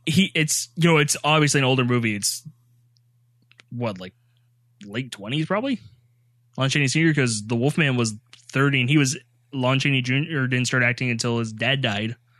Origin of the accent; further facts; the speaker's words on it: the South, United States; accent: Southern; I am from the South.